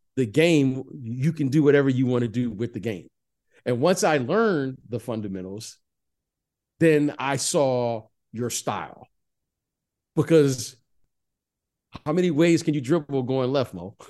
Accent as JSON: {"language": "English", "town": "Detroit", "region": "Michigan", "country": "United States", "tie": "born or raised there", "said": "Growing up in Detroit"}